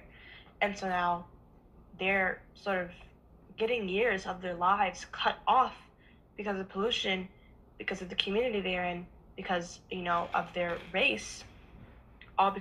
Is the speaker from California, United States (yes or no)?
yes; Oakland, California, United States; growing up in Oakland